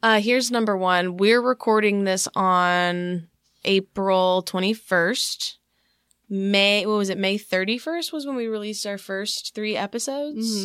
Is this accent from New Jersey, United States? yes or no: no; East Texas, United States; accent: Southern; moved away; also born or lived in Wylie, Texas / Houston, Texas; when I moved from East Texas to Wiley, that was when people started picking on me for having a Southern accent